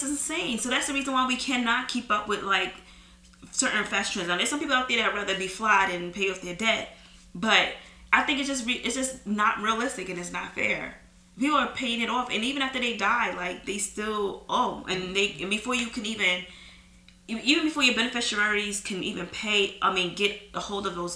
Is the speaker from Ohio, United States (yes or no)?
no; New York, United States; as a New Yorker